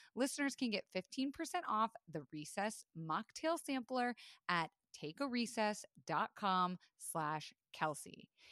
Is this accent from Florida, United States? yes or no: yes; Florida, United States; I was raised in Florida